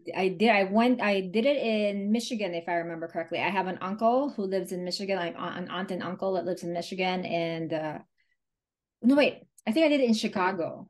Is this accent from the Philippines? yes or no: yes; Manila, Metro Manila, Philippines; moved away as an adult; now in Pennsylvania, United States; I came from Manila, Philippines